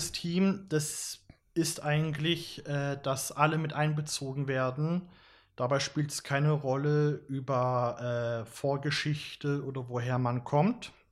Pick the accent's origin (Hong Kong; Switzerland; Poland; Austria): Austria; Graz, Styria; wir kommen alle aus Graz, drei von uns äh, pendeln von Graz Umgebung und Leibniz zu uns ins Büro.